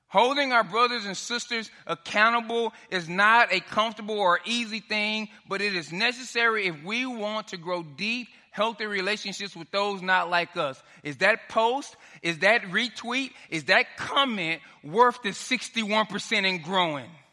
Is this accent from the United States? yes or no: yes; Dallas, Texas, United States; moved away; I'm from Dallas. I grew up in South Oak Cliff